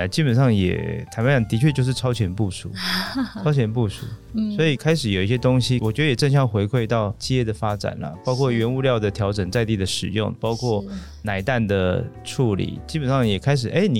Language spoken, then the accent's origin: Chinese; Taiwan; 但因为我们台湾人从小吃肉松面包长大的。